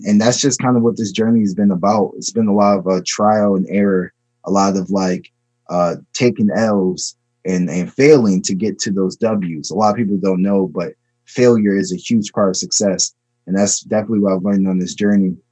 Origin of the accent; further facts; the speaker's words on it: Maryland, United States; also born or lived in Chicago, Illinois; I was born in Chicago and I was raised in Maryland.